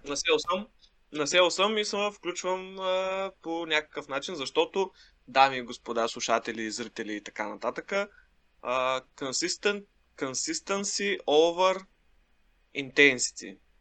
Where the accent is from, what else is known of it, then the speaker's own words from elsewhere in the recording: Shumen, Shumen Province, Bulgaria; now in Sofia, Bulgaria; аз съм в моя роден град, а, Шумен